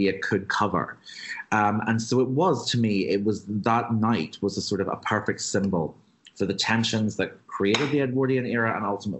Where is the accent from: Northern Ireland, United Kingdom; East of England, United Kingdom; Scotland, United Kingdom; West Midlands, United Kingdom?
Northern Ireland, United Kingdom; Belfast; I'm from Belfast. I grew up hearing stories of the Titanic being built here